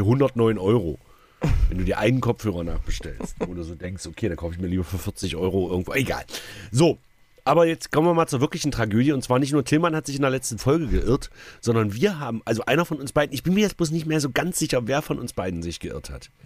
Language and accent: German; Saxony-Anhalt, Germany; bei uns in Sachsen-Anhalt